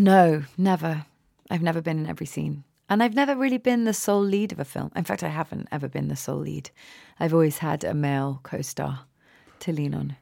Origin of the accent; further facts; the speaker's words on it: England, United Kingdom; also born or lived in America; now in United States; I'm clearly English.